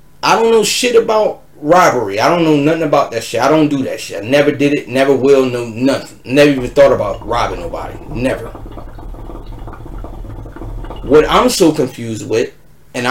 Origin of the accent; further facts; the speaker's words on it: Philadelphia, Pennsylvania, United States; I'm from Philly.